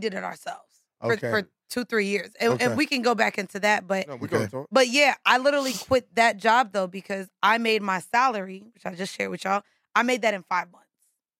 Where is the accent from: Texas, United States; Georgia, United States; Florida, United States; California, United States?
Florida, United States; Orlando; also born or lived in Atlanta / Miami; now in New York, United States; So I moved here from Miami. Before now, Miami was Atlanta, before Atlanta, Orlando.